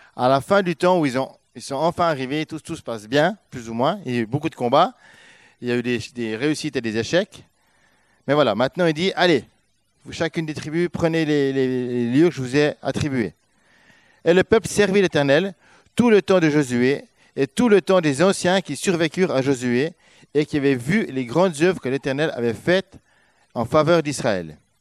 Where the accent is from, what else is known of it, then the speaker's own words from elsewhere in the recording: Switzerland; moved away as an adult; On a quitté notre Suisse pour être là